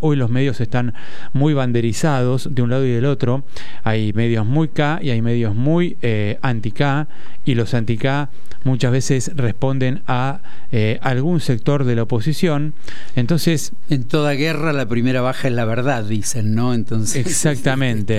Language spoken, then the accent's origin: Spanish; Buenos Aires, Argentina; Yo soy porteño, sí, de nacimiento, nacido y criado